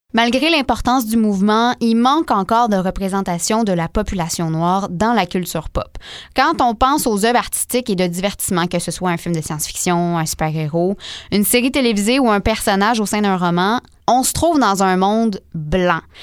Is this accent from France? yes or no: no; Montreal, Quebec, Canada; chez nous, ici à Montréal